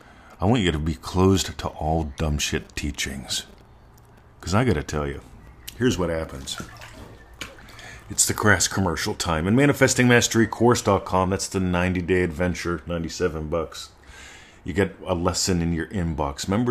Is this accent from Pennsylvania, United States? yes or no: yes; Pittsburgh, Pennsylvania, United States; moved away; I grew up in Pittsburgh